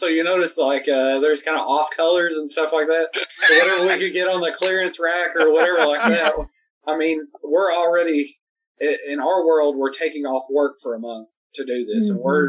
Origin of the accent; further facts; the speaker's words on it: the South, United States; we're from the South